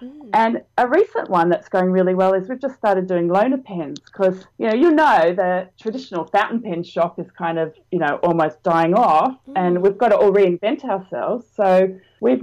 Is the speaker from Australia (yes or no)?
yes; Australia; And, you know, we're local, we're Australian, we've prided ourselves on being fast.